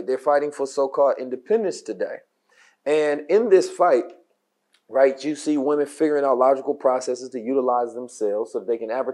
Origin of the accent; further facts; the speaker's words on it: Oakland, California, United States; When I was growing up in Oakland